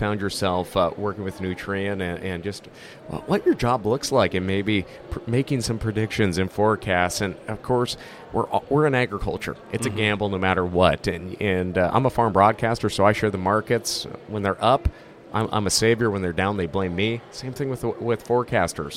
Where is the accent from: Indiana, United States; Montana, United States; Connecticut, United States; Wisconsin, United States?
Montana, United States; I'm from the Northern Plains up in Montana